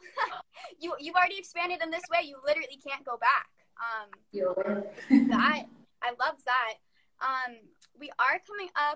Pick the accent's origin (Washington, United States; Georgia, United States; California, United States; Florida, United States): Florida, United States; I am not Hispanic, but I am from Florida